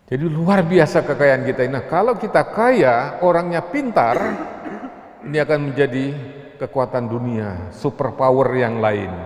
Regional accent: Bangka Belitung Islands, Indonesia; thorium di kampung saya di Pulau Bangka Belitung itu bekas penggalian timah

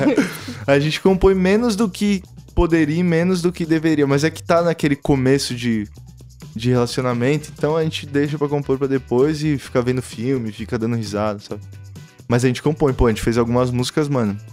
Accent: São Paulo, Brazil; Interlagos eu sempre fiquei muito por lá, sacou? Lá a gente se entende, todo mundo se conhece

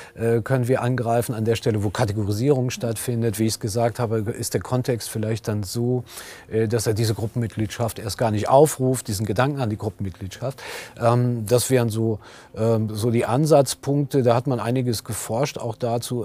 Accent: Germany; ich bin vielleicht Professor oder ich arbeite an der Helmut Schmidt Universität, ich gehöre zu den Beschäftigten hier an meiner Universität, ich bin Mann, ich bin Deutscher

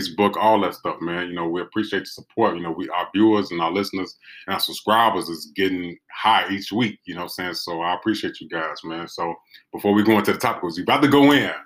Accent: Chicago, Illinois, United States; I grew up on King Drive. You know what I'm saying? You know, I went to DuSable.

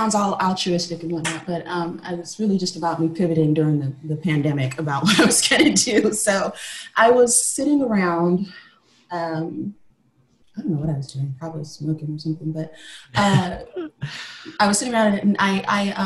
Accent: Texas, United States; So I come from cowboy family, black cowboys that live, in Texas

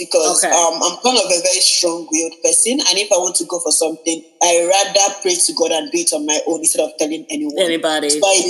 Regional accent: Nigeria; now in Vancouver, Canada; I'm a Nigerian girl and our names are usually very long.

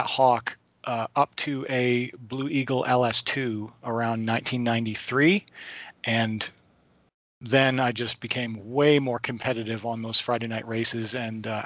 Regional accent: Lindsay, Ontario, Canada; I'm from Lindsay, Ontario area, the Kawartha Lakes area, not too far from Toronto

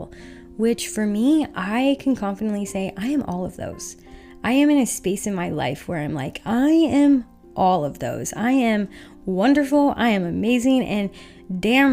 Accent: Utah, United States; I grew up in Utah where I am super sheltered.

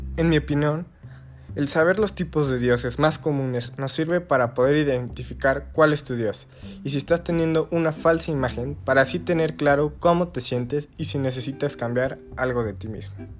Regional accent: Puebla, Mexico; Soy de Puebla, México y actualmente estoy cursando el cuarto semestre de preparatoria

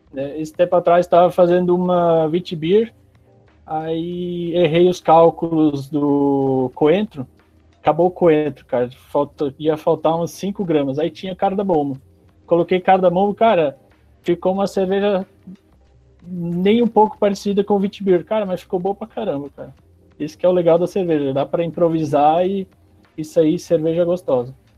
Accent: Pomerode, Santa Catarina, Brazil; also born or lived in Bolivia; now in Palmas, Brazil; Eu sou natural de Santa Catarina, Pomerode, do lado de Blumenau

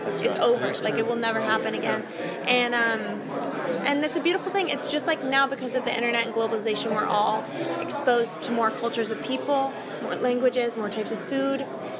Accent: Connecticut, United States; born or raised there; moved away as an adult; also born or lived in Florida / Tennessee

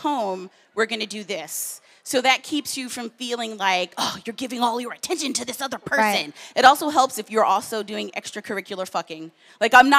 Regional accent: the South, United States; now in New York, United States; I grew up in the South

